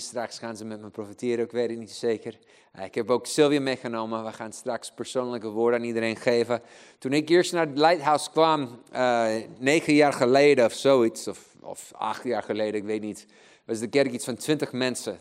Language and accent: Dutch; Chile; Dutch is a second language; now in Netherlands; ik ben eigenlijk in Chili geboren. Eh, ik ben een kerel met drie paspoorten, kan drie talen spreken